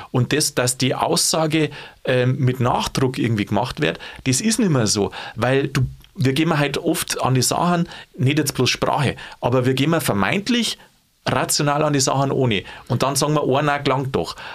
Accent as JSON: {"language": "German", "region": "Bavaria", "country": "Germany", "said": "Als Bayer kannst du sagen, na, go niemals nicht."}